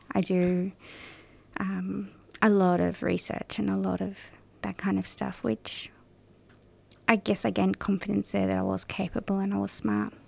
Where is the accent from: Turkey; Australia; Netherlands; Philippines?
Australia; Parramatta, New South Wales; I was born in Parramatta